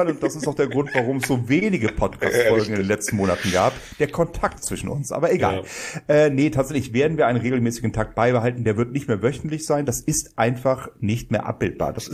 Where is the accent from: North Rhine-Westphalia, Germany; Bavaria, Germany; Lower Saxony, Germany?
North Rhine-Westphalia, Germany; Bonn; Als Bonner sage ich